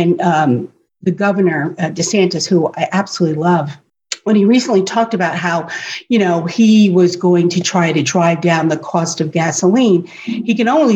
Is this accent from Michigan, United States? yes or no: no; Warwick, New York, United States; moved away as an adult; also born or lived in Nutley, New Jersey; now in Florida, United States; I grew up in Warwick, New York